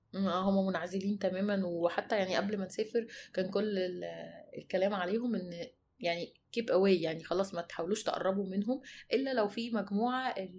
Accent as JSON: {"language": "Arabic", "country": "Egypt", "said": "احنا مصريين"}